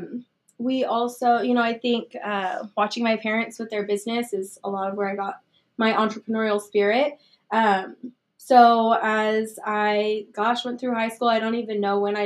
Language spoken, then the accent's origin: English; Wichita, Kansas, United States; I grew up in Wichita, so I've lived here my whole life.